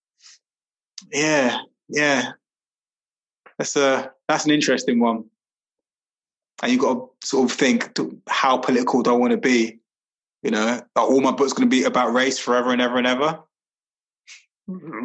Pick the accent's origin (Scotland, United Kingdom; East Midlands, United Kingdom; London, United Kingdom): London, United Kingdom; moved away as an adult; also born or lived in Highbury / Walthamstow; I grew up in Brixton